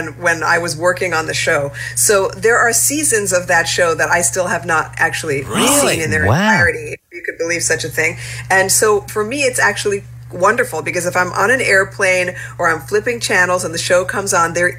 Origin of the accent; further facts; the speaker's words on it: New York City, New York, United States; I grew up in New York City